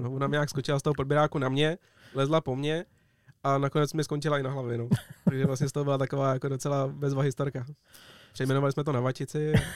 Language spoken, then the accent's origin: Czech; Czechia; tady u nás na Sázavě